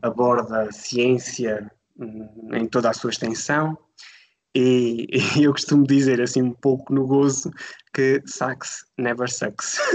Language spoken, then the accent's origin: Portuguese; Alentejo, Portugal; moved away as an adult; decidi regressar à minha terra natal. Eu sou do Alentejo